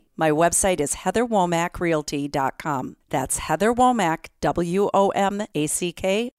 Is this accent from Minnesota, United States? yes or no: yes; Minnesota, United States; moved away as an adult; also born or lived in Europe; I grew up in Minnesota and love all the outdoor activities we have here. In fact, I love Minnesota so much that I moved back here from Europe to raise my family